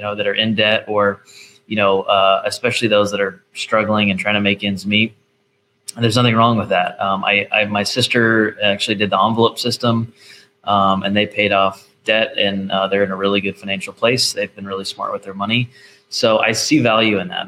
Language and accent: English; Nashville, Tennessee, United States; I'm from Nashville